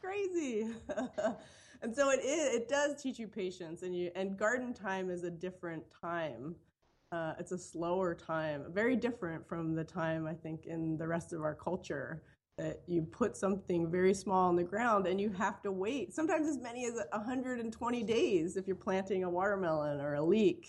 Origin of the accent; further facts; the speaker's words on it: Philadelphia, Pennsylvania, United States; now in Madison, United States; I grew up actually in Philadelphia in a row home in a really urban area